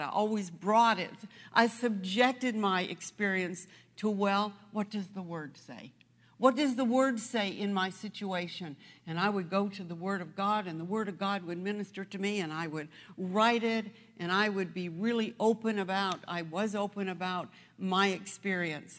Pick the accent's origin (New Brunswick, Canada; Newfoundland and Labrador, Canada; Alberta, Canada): New Brunswick, Canada; moved away; that's where I come from. I was born in, um, I was born in New Brunswick